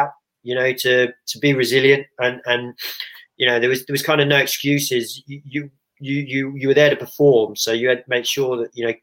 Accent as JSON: {"language": "English", "region": "England", "country": "United Kingdom", "said": "as an Englishman"}